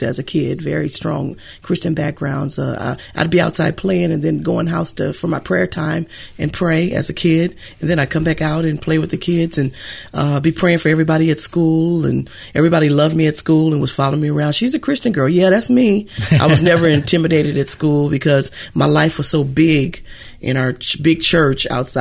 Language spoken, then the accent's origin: English; San Francisco, California, United States; I'm from America, USA, San Francisco, California, USA. Grew up with six brothers and sisters.